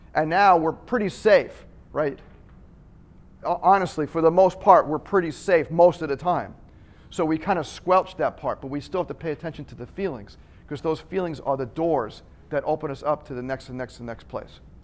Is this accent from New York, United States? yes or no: yes; Long Island, New York, United States; I'm from Long Island